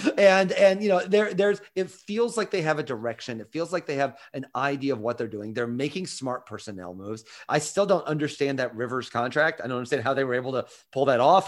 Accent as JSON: {"language": "English", "region": "Midwest", "country": "United States", "also_born_or_lived": "New York", "moved": "as an adult", "lives_now": "Athens, United States", "said": "I'm from the Midwest"}